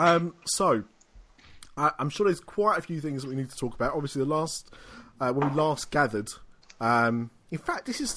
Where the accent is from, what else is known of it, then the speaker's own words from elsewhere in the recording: United Kingdom; we are British